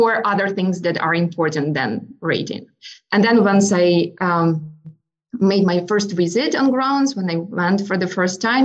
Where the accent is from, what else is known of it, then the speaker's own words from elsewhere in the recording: Ukraine; moved away as an adult; also born or lived in United States; now in Charlottesville, United States; So I'm originally from Ukraine. I was born and raised in Ukraine.